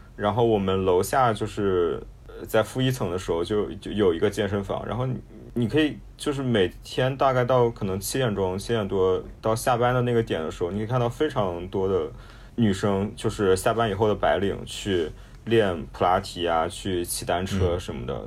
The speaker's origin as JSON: {"language": "Chinese", "country": "China", "said": "我们中国人"}